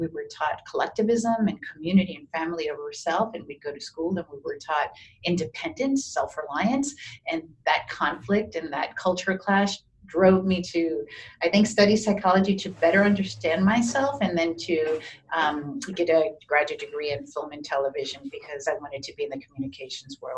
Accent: New Orleans, Louisiana, United States; also born or lived in Miami; I was born in Miami, but raised in New Orleans in the 60s

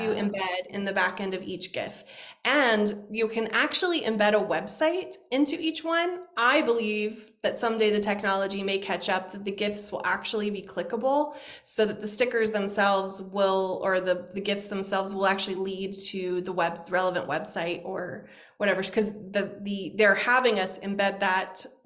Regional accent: United States

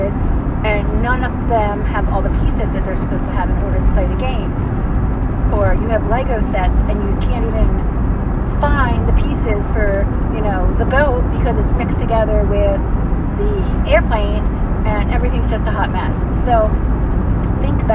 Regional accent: United States; also born or lived in Georgia

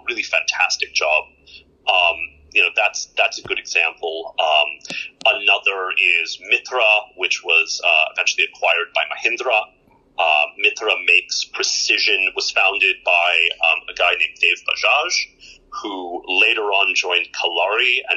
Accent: Houston, Texas, United States; moved away as an adult; now in India; I grew up in Texas, in Houston, in basically a large ABCD neighborhood.

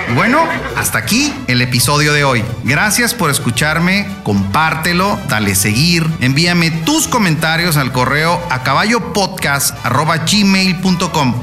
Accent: Tepic, Nayarit, Mexico; te saludo con mucho gusto desde mi tierra, Tepic Nayarit

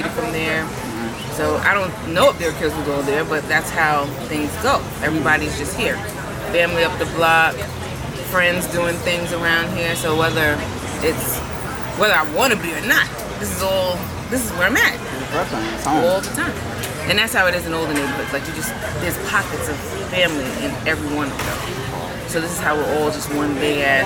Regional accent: New York City, New York, United States; I grew up in Bed-Stuy

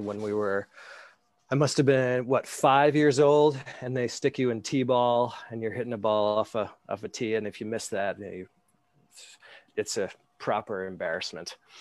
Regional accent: Nassau County, New York, United States; moved away as an adult; now in Scotland, United Kingdom; I'm a native New Yorker

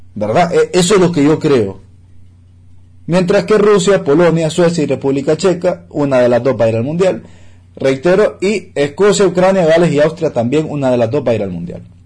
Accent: Honduras

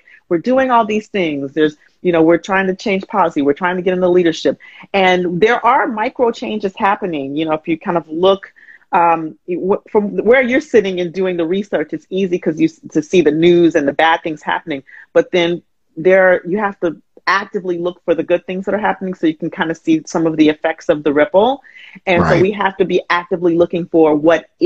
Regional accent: Huntsville, Alabama, United States; moved away as an adult; also born or lived in Atlanta; I grew up in Alabama, Huntsville, Alabama

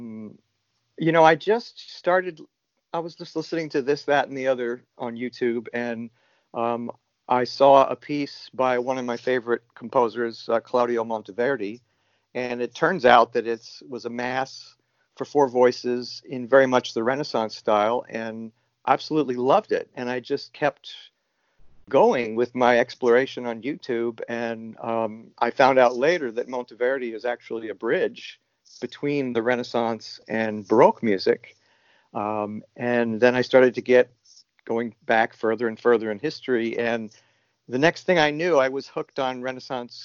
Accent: New York, United States; now in Hood River, United States; I'm originally from New York, New York, but I've been an Oregon resident for a long time. I moved to Hood River in 1988

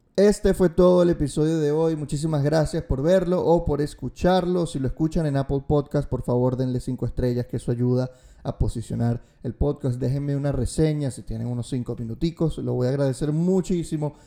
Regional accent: Venezuela; cómo somos como venezolanos

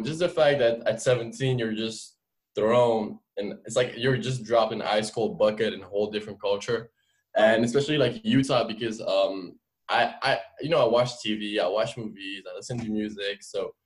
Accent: Paris suburbs, Île-de-France, France; English is a second language; moved away as an adult; now in United States; I was born and raised in France. Uh, my parents are both immigrants from Algeria. Uh, we grew up. When I say France, when I say Paris, it's not really Paris. I uh, kind of the suburb

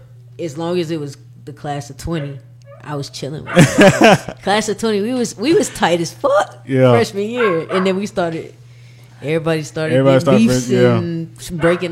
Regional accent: Arkansas, United States; born there; I mean, I'm from the country. I mean, I was born in Arkansas, so you know.

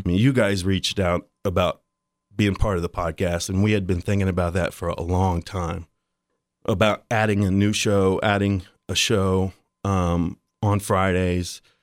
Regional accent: Dayton, Ohio, United States; I grew up in East Dayton as like a white trash kid

